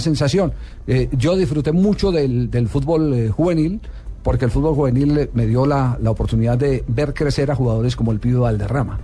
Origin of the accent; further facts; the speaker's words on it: Manizales, Caldas, Colombia; yo soy de Manizales